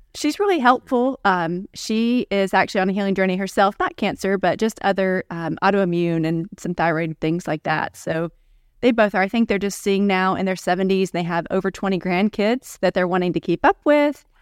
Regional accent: Gainesville, Georgia, United States; I'm from Gainesville, Georgia.

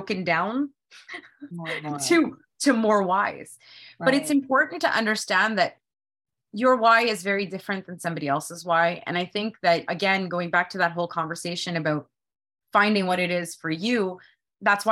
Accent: Canada; I'm a Canadian and I was trying to live the American dream

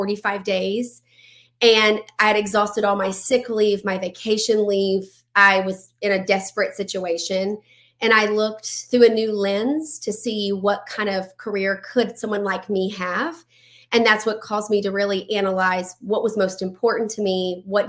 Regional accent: Louisiana, United States; I'm from Louisiana

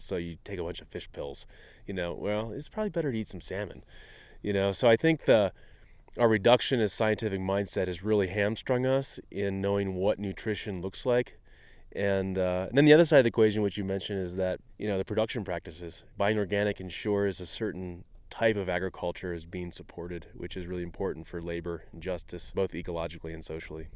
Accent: Eastern Shore, Maryland, United States; moved away; I grew up in Maryland on the eastern shore.

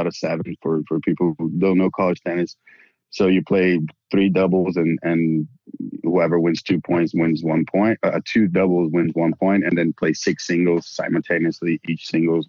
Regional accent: Brazil; moved away as an adult; also born or lived in United States; I'm from Brazil, born and raised there, played all my junior tennis in Brazil

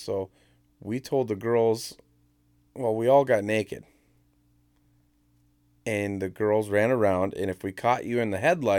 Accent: Minnesota, United States; I'm from Minnesota. I'm a Minnesota fan, so yes.

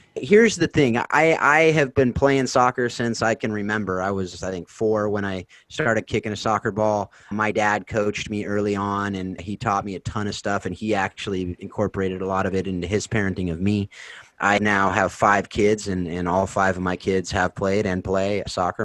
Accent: Southern California, United States; I'm actually from South California, which is a little different and a different accent

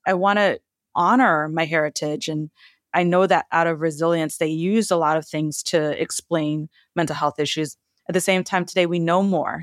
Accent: Trinidad & Tobago; moved away; I come from a Caribbean household. I was born in Trinidad

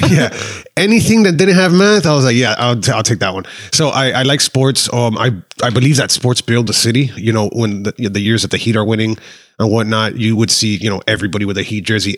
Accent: Miami, Florida, United States; also born or lived in Argentina; Born and raised in Miami, Mercy Hospital

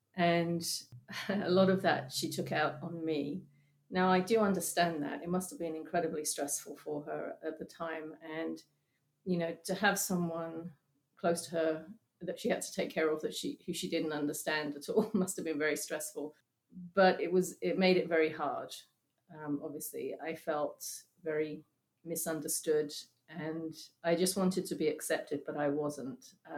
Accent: England, United Kingdom; also born or lived in Singapore; So I was born in Singapore. Then we moved back to England, and I think when I was 2 or 3, something like that, we went back to Singapore again for another couple of years, and then back to England again.

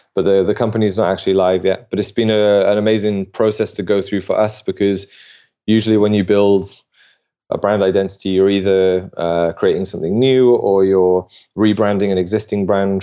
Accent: United Kingdom; now in Denmark; I'm British

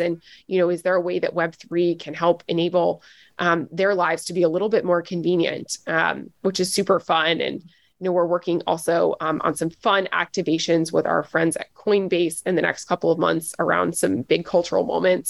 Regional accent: Nashville, Tennessee, United States; I'm from Nashville, Tennessee

